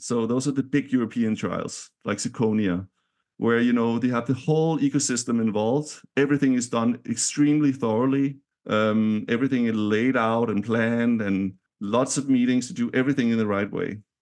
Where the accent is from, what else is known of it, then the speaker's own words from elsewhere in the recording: Denmark; now in San Francisco, United States; I'm from Denmark